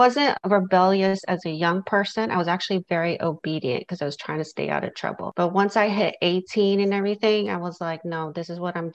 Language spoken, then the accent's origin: English; New York, United States; now in Southern United States; where I grew up in New York, people were nosy and they would ask you a lot of questions. And I live in the South now